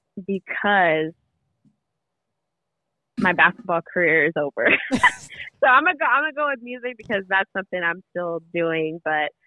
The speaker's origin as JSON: {"language": "English", "town": "Fontana", "region": "California", "country": "United States", "tie": "born or raised there", "said": "I grew up in Fontana, born and raised"}